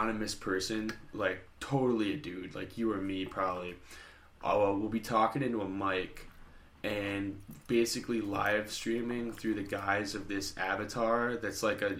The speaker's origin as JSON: {"language": "English", "country": "United States", "said": "us as American citizens"}